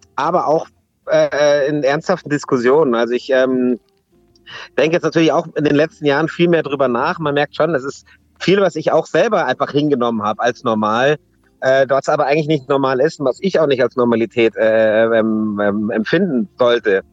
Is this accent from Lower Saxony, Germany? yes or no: no; Munich, Bavaria, Germany; wo kommst du her? Dann sage ich München